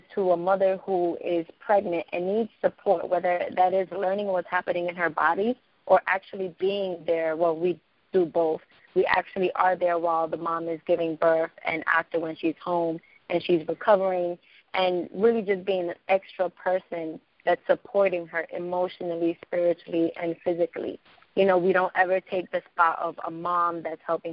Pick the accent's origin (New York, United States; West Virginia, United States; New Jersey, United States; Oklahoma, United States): New York, United States; New York City; I grew up in East New York